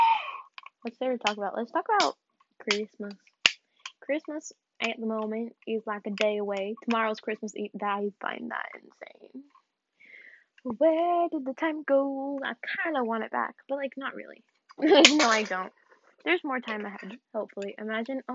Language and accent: English; the South, United States; I'm from the South.